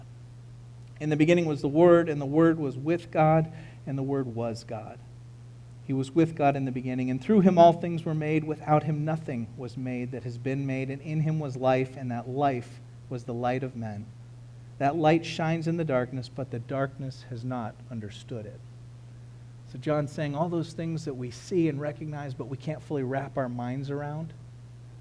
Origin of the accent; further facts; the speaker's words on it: United States; people that grew up here in the United States